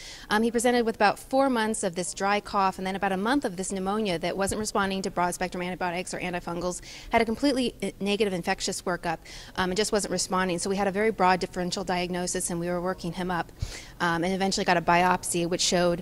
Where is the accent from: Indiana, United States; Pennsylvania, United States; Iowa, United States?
Indiana, United States; moved away as an adult; now in Milwaukee, United States; I'm originally from Indiana, but I'm currently training in Milwaukee, Wisconsin at Medical College, Wisconsin.